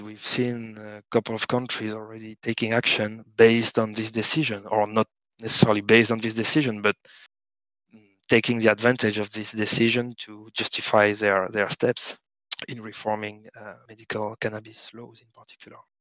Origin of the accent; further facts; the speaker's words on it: France; now in Barcelona, Spain; I live in Barcelona, but I, am I'm, I'm French. Uh, I was born in France